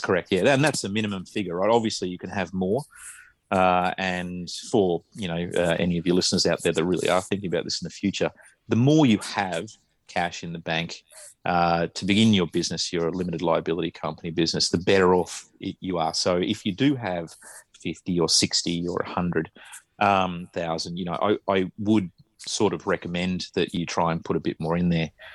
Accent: Australia; now in Japan; I'm Australian

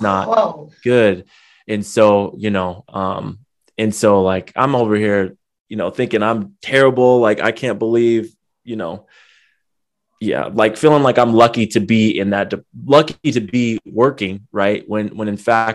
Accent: San Diego, California, United States; now in Long Beach, United States; I grew up in San Diego, born and raised, but I live out in Long Beach now in California.

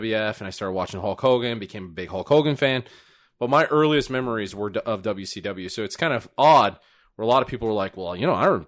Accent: Wisconsin, United States; I'm from Wisconsin

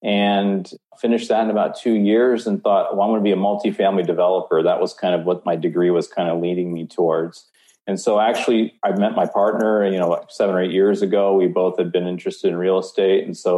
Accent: Tennessee, United States; born there; also born or lived in Omaha, Nebraska; Yes, I was born in Tennessee, went to college in Omaha, Nebraska at Creighton University, and that'll kind of come back into the story later on.

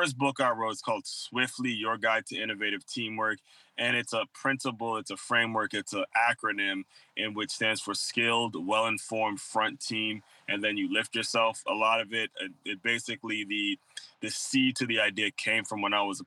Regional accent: Maryland, United States; moved away as an adult; also born or lived in Long Island, New York; now in West Palm Beach, United States; when I was growing up in Maryland

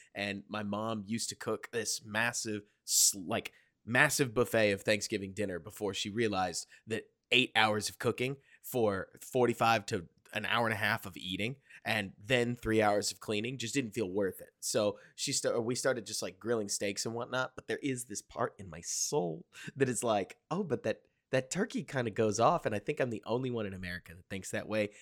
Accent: Texas, United States; as a Texan

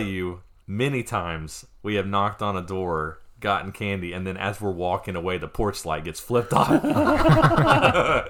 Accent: Fairview, North Carolina, United States; moved away; in Western North Carolina, where I grew up

